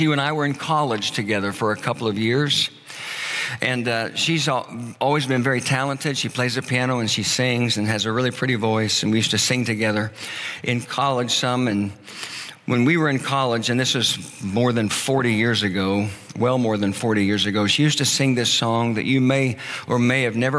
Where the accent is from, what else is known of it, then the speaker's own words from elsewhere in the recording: Oklahoma, United States; moved away as an adult; I was living in my hometown where I was born and raised.